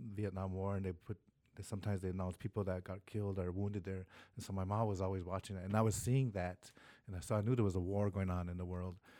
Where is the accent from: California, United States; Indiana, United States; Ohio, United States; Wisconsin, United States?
Wisconsin, United States; Oneida Nation; I'm from Oneida Nation, Wisconsin